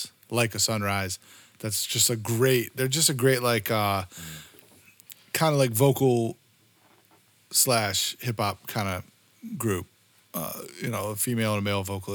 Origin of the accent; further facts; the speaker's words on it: Southeast Virginia, United States; We are from Southeast Virginia, which is not anywhere.